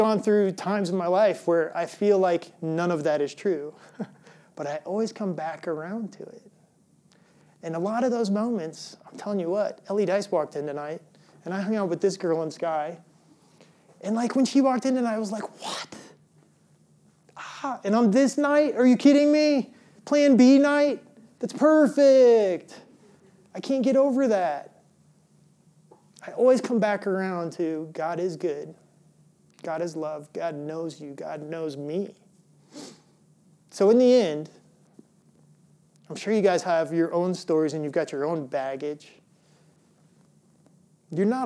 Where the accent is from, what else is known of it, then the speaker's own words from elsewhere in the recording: Illinois, United States; moved away; also born or lived in Colorado; I grew up in Illinois.